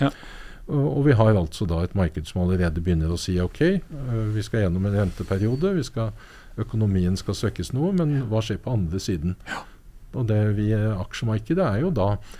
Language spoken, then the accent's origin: Norwegian; Norway; Jeg er nordmann